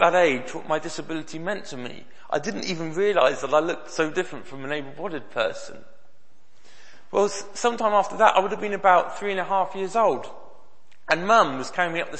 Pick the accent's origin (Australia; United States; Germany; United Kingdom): United Kingdom; Bristol, South West England; I grew up in Bristol, I used to go to the Bristol Children's Hospital very regularly